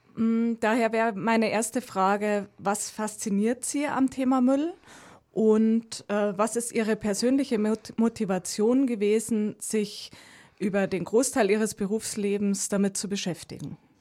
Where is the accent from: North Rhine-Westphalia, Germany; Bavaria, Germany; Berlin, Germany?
Bavaria, Germany; Landshut; ich komme aus Landshut